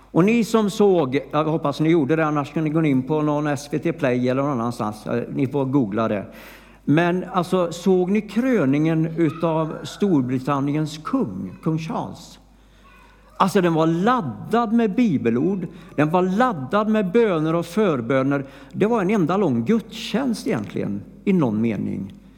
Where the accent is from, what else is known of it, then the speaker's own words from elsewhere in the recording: Flobby, Västra Götaland, Sweden; jag var ju från Flobby